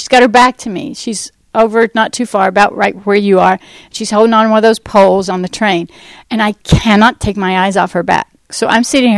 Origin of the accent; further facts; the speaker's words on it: United States; we're from the States